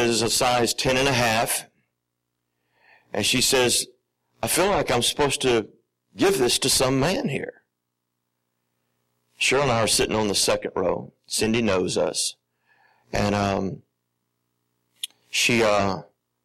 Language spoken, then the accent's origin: English; Alabama, United States; I'm from the South, my original home place is Alabama